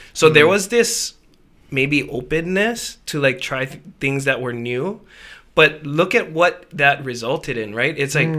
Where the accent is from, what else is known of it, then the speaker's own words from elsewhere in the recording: Hawaii, United States; I grew up on the Japanese side of my family, half Japanese. So, like, all the Japanese, grew up Japanese, basically. Went to Kamehameha, did not take Hawaiian language.